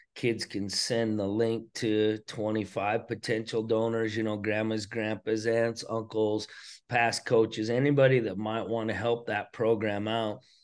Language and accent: English; Choteau, Montana, United States; growing up in Shoto, Montana